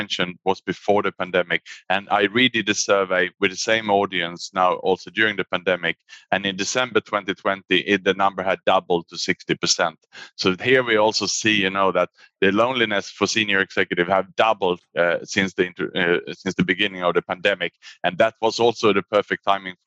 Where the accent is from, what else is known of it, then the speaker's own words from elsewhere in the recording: Sweden; moved away as an adult; also born or lived in Australia / Asia; now in Singapore; I was born in Sweden, and then I actually went to study in Australia at university.